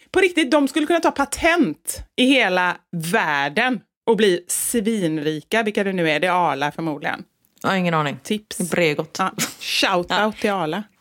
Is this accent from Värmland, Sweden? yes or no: no; Västra Götaland, Sweden; accent: Gothenburg dialect; ofrivilligt börjar ju liksom prata som dem fast när jag vill hålla kvar i min göteborgska.